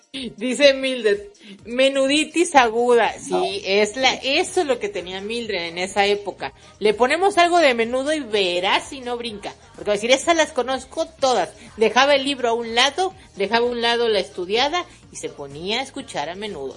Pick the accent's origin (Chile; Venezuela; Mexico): Mexico; accent: Mexican; Mexicana, por favor, modo mexicano activado